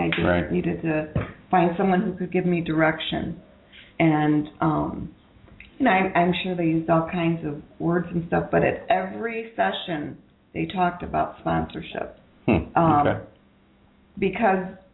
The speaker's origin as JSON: {"language": "English", "region": "Ohio", "country": "United States", "moved": "yes", "said": "I'm from Ohio"}